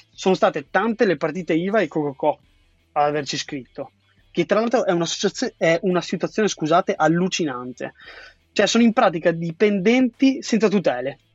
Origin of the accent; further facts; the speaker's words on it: Triveneto, northeast Italy, Italy; now in Milan, Italy; nella mia terra di origine, che era il Trivento